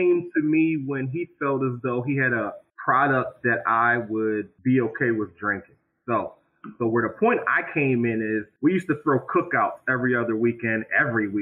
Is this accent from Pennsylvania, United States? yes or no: yes; Philadelphia, Pennsylvania, United States; now in Harrisburg, United States; me and … are born and raised in Philadelphia. We're both transplants to Harrisburg